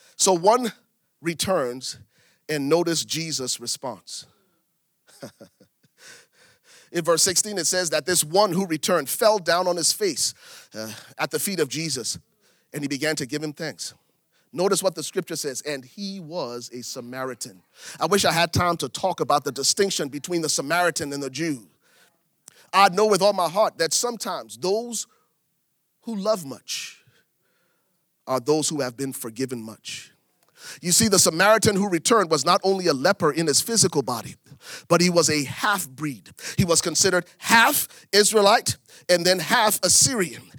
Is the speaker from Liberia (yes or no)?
yes; Liberia; moved away as an adult; now in United States; I was born in Liberia, West Africa. Lived in Africa until I was twenty-one before I came to America